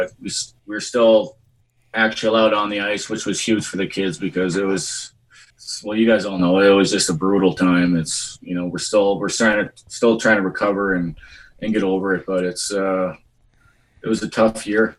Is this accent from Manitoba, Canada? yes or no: yes; Portage la Prairie, Manitoba, Canada; Portage was, it's definitely a rough town. Still is a rough town. I grew up with three brothers.